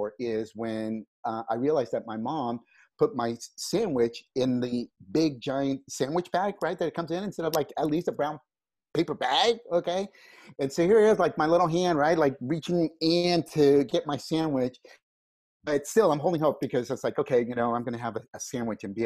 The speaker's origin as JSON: {"language": "English", "region": "California", "country": "United States", "tie": "born or raised there", "also_born_or_lived": "Mexico", "said": "I was born here in California, and then we moved back to Mexico right after I was born, lived there until I was 5, and then we came back to California"}